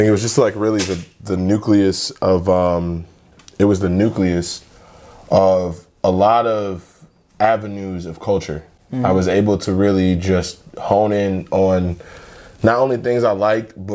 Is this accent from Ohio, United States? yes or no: yes; Willoughby, Ohio, United States; also born or lived in South Euclid, Ohio / Cleveland Heights, Ohio; I was born and raised in Willoughby